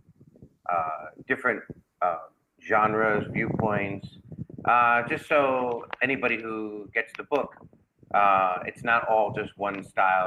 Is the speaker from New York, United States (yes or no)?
yes; New York, United States; me growing up in New York